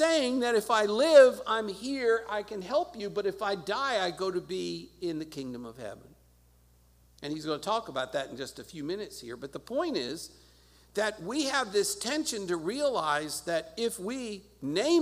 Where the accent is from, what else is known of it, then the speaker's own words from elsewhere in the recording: United States; as an American citizen